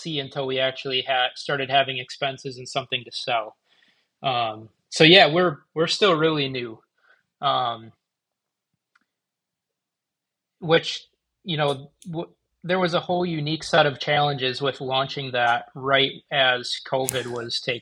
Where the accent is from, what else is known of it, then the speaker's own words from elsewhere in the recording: Manitowoc, Wisconsin, United States; I actually moved back to Manitowoc, my hometown